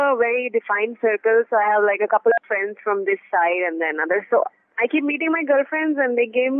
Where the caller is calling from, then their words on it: Delhi, India; And I'm calling from Delhi.